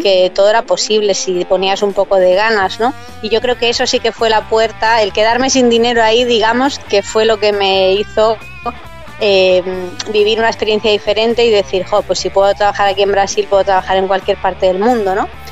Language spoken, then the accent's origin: Spanish; Madrid, Community of Madrid, Spain; moved away as an adult; also born or lived in Bahamas / London / Amsterdam; yo soy de Madrid y en Madrid los inviernos son muy fríos